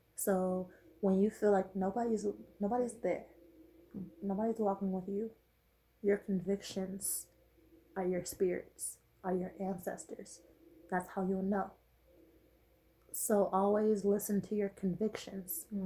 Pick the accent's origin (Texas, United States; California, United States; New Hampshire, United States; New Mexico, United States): California, United States; Los Angeles; moved away; Me leaving where I was raised, I'm from Watts.